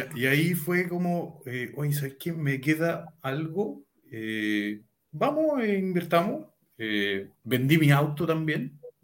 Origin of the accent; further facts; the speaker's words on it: Talca, Maule, Chile; soy de la comuna de Talca, hermosa ciudad. nacido, criado, jamás me he ido